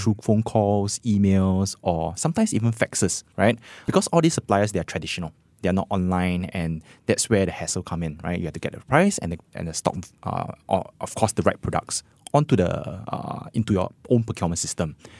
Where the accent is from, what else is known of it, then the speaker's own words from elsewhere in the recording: Singapore; as Singaporean